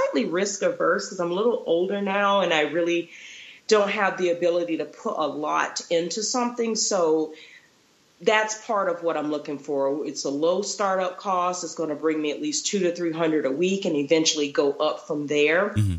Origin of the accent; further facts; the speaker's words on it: Florida, United States; also born or lived in Texas; now in Utah, United States; I'm originally from Florida. So majority of my career was there. And then I lived in Texas for a little bit. And now I'm in Utah.